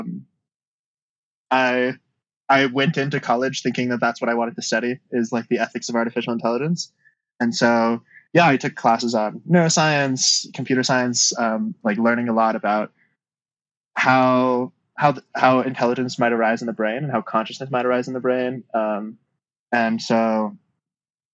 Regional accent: Utah, United States; moved away; I grew up in Utah

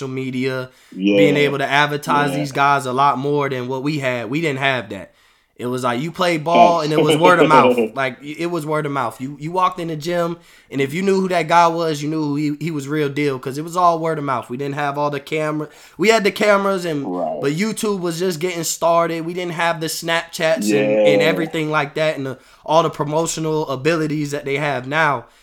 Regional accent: Florida, United States; I'm from Florida

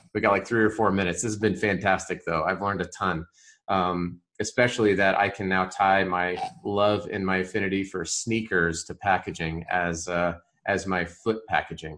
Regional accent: Colorado, United States; I grew up in Colorado

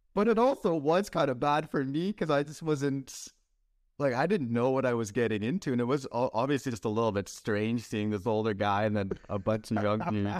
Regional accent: Canada; as a Canadian, if I would wanna work in the United States, I would need a visa.

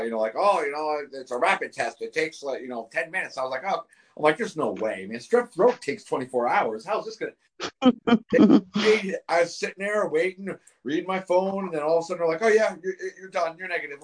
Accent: Northeast, United States; moved away; I'm originally from the Northeast

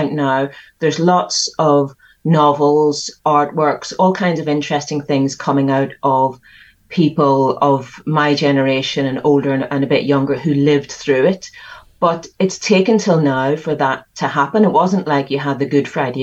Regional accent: Belfast, Northern Ireland, United Kingdom; So I grew up in the middle of the worst of the troubles in Northern Ireland, living in West Belfast, right in the middle of it

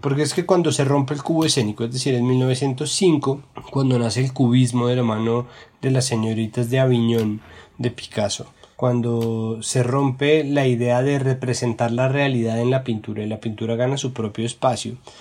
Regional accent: Bogotá, Colombia; los rolos le llamamos a, al juego de pegarle un murito con una pelota de tenis con la mano

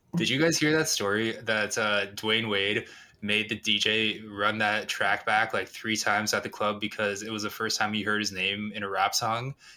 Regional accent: Canada; I'm Canadian

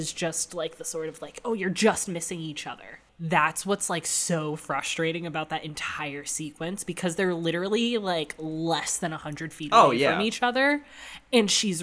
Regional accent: Connecticut, United States; where I grew up in Connecticut

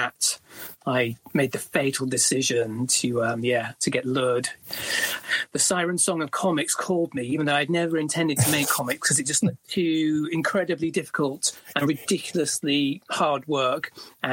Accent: small town near Leeds, north of England, Yorkshire and the Humber, United Kingdom; I grew up in the north of England in a small town near a city called Leeds. It used to be a mining town.

